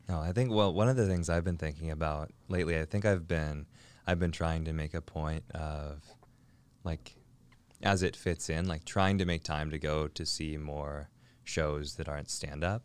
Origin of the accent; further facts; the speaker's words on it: Lake Forest Park, Washington, United States; also born or lived in North Seattle / Shoreline; born and raised in Lake Forest Park, suburb of Seattle.